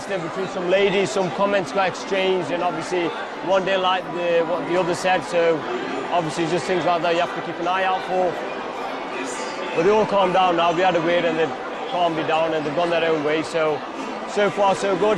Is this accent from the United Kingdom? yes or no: yes; Stoke-on-Trent, West Midlands, United Kingdom; I was born and bred in Stoke. I'm a Stokey.